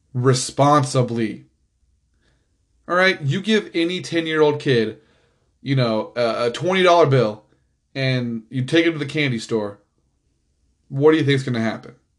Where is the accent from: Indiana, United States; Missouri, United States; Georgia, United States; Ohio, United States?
Missouri, United States; Kansas City; now in Overland Park, United States; I grew up in Missouri. I only live in Kansas because it's right there